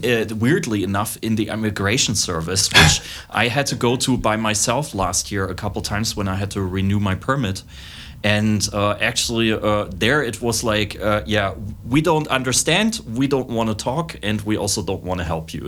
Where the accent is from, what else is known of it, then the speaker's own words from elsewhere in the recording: East Germany, Germany; English is a second language; moved away as an adult; also born or lived in Leipzig; now in Lviv, Ukraine; I'm myself from East Germany